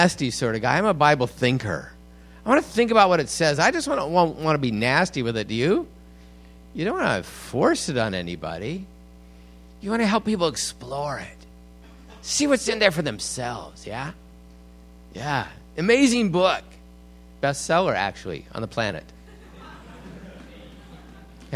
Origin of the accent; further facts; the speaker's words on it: Bellingham, Washington, United States; also born or lived in Vancouver, Canada; I grew up in Bellingham